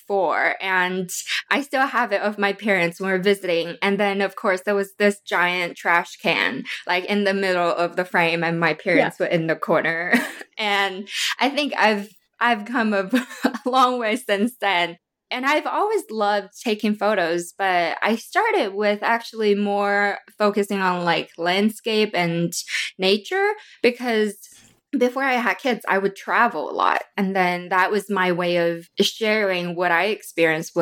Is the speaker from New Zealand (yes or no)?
no; Wuhan, Hubei, China; now in Phoenix, United States; I was born and raised in China